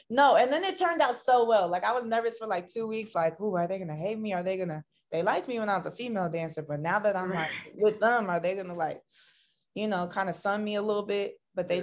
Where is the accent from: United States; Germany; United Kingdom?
United States; Tampa, Florida; moved away as an adult; now in Los Angeles, United States; I'm originally from Tampa, Florida, but I've been living in LA for like seven years now.